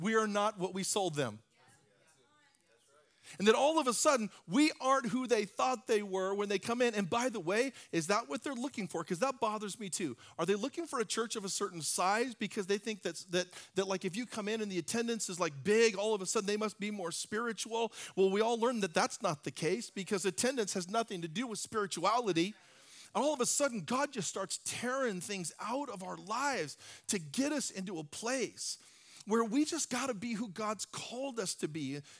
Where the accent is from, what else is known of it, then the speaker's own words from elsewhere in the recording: Hawaii, United States; I come originally from Hawaii. I didn't really grow up there, but I've spent time there, and I love the water.